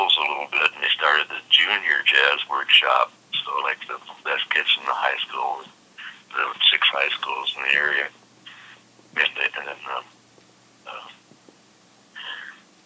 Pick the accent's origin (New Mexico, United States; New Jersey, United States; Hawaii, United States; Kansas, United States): Kansas, United States; Topeka; moved away as an adult; also born or lived in New York City / Los Angeles; now in Kansas City, United States; I was born and raised in Topeka, Kansas.